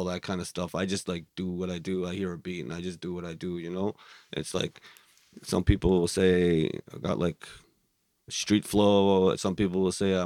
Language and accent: English; Winnipeg, Manitoba, Canada; moved away as an adult; now in Victoria, Canada; I'm from Winnipeg. I'm born and raised.